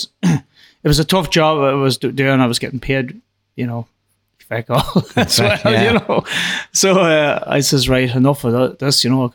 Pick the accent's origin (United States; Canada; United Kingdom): United Kingdom; Silverbridge, Northern Ireland; I'm from Silverbridge